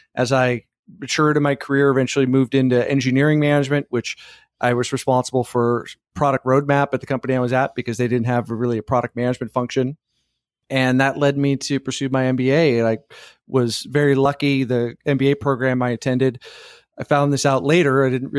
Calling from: Austin, Texas, United States; Austin, Texas.

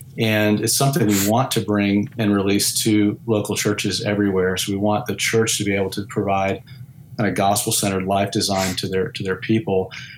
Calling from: Houston, Texas, United States; I've got a finished off garage attic in Houston, Texas.

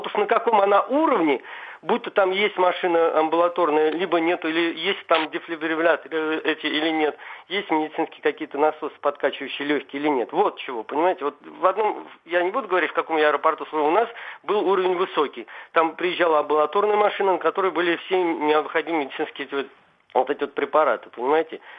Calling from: Moscow, Russia; я из Москвы, я звоню вам.

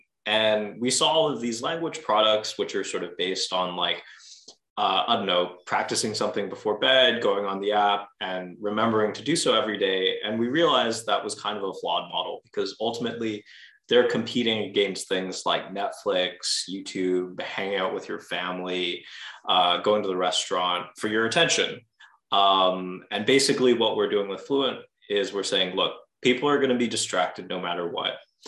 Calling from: Montreal, Quebec, Canada; I'm calling from Montreal, Quebec, here in beautiful Canada.

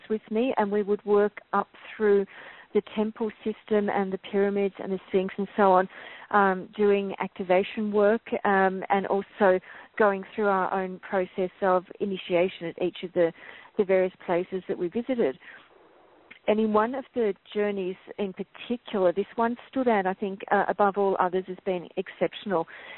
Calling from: Melbourne, Victoria, Australia; I'm calling in from Melbourne, and it's late Saturday afternoon here.

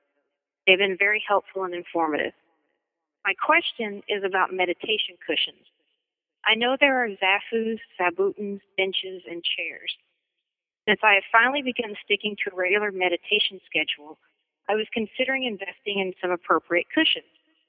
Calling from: Memphis, Tennessee, United States; from Memphis, Tennessee.

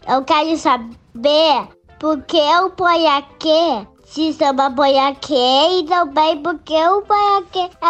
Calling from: Niterói, Rio de Janeiro, Brazil; eu sou de Niterói. Eu tenho sete anos

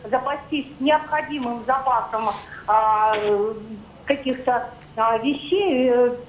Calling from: Moscow, Russia; я звоню из Москвы, но сама не

